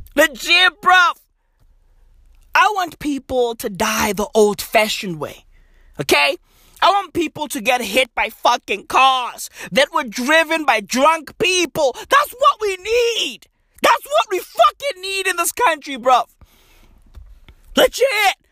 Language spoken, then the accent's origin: English; South Africa; From today going forward, I'm no longer South African. I'm Kenyan.